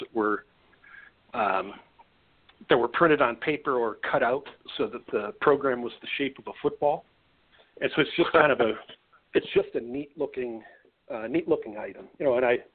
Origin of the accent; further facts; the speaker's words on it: Wisconsin, United States; I grew up in Wisconsin